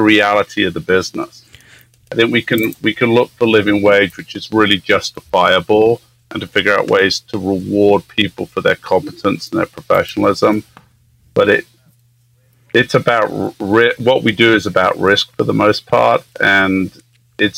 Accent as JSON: {"language": "English", "region": "England", "country": "United Kingdom", "tie": "born or raised there", "also_born_or_lived": "Southern Africa", "moved": "as an adult", "lives_now": "Yosemite National Park, United States", "said": "I grew up in England"}